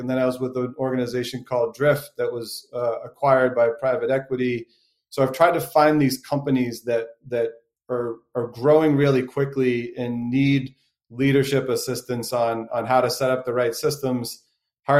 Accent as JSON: {"language": "English", "town": "Boston", "region": "Massachusetts", "country": "United States", "tie": "born or raised there", "said": "I'm a born and raised Bostonian"}